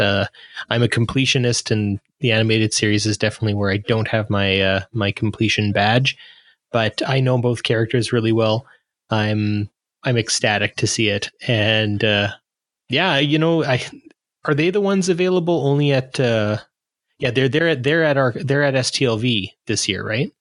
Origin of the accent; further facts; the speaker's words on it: Canada; I'm a Canadian